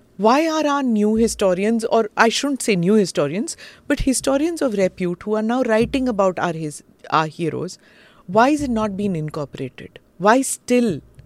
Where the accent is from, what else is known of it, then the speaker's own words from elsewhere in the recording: Karnataka, India; I'm from Karnataka, I've heard from aunts and uncles